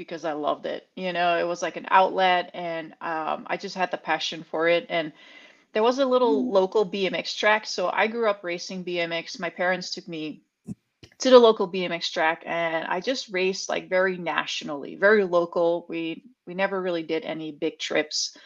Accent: Netherlands; moved away as an adult; also born or lived in California; now in Bentonville, United States; I grew up in the Netherlands. I was born and raised there. I'm a country girl

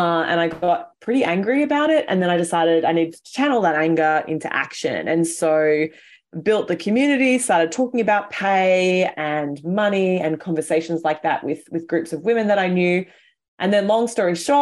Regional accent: Australia; accent: Aussie; moved away as an adult; now in New York City, United States; I'm Aussie, which probably your listeners can tell from the way that I sound

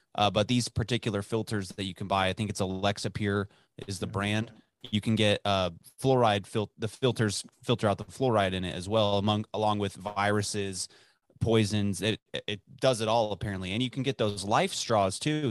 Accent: Dallas, Texas, United States; growing up in Dallas

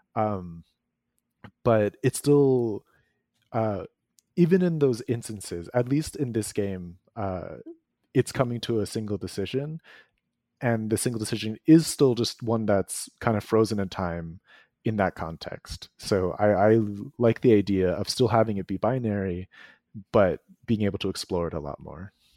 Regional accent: East Coast of the United States, United States; born or raised there

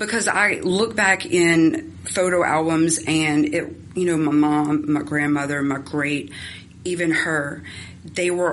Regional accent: right outside of Baton Rouge, South Louisiana, United States; I was born right outside of Baton Rouge, and my mom was a single parent, and I kind of grew up in our home.

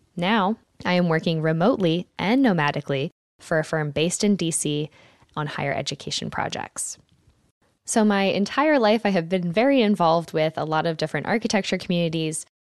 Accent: Philadelphia, Pennsylvania, United States; I grew up in Philadelphia, Pennsylvania

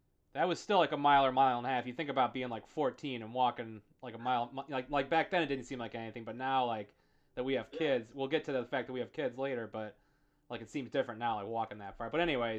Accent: Rochester, New York, United States; growing up around Monroe Ave was really cool. As you kind of alluded to, there was a real diverse mix of people.

